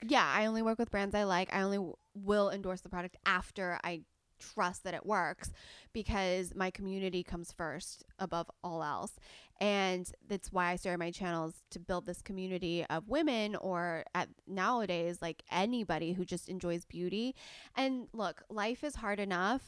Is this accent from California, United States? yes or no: yes; Southern California, United States; I was born and raised in Southern California